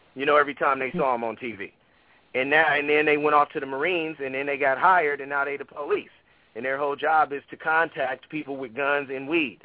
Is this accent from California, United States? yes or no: yes; Oakland, California, United States; I grew up in West Oakland.